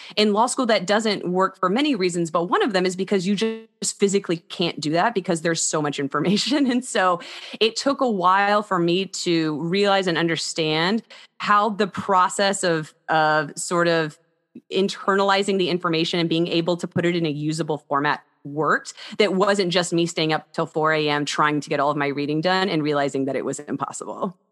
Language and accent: English; Texas, United States; also born or lived in Houston / Austin / Dallas; I'm originally from Texas. All of my family is from Texas